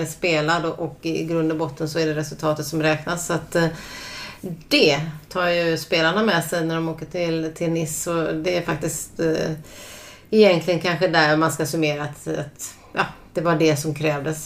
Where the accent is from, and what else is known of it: Sweden